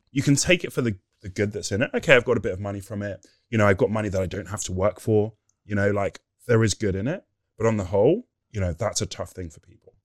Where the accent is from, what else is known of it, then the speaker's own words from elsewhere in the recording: Nigeria; I'm Nigerian